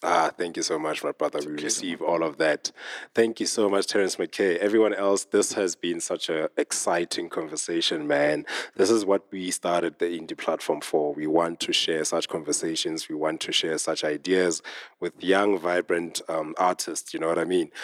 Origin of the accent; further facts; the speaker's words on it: Smithfield, Free State, South Africa; now in Johannesburg, South Africa; I come from a very small town called Smithfield